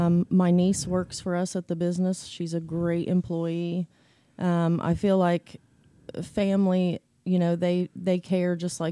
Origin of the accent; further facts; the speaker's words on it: Gallipolis, Ohio, United States; Well, I grew up in Gallia Police. I grew up on a dairy farm, so I've lived here all my life.